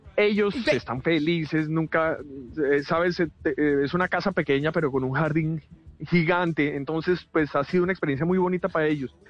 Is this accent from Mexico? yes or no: no; Colombia; moved away as an adult; Me hace mucha falta estar en mi país